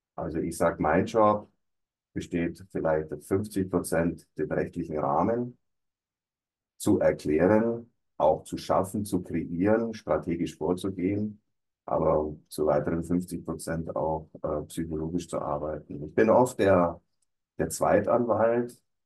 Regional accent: Allgäu, Bavaria, Germany; ich komme also aus dem Allgäu, war da auch beruflich tätig

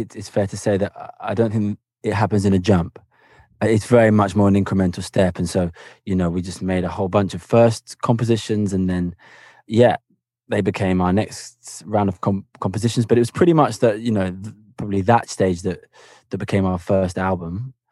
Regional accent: Cambridge, East of England, United Kingdom; also born or lived in Havana; I grew up in Cambridge in England

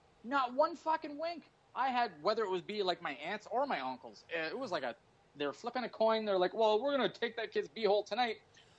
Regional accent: Canada; And then I had a gun, but we're Canadian.

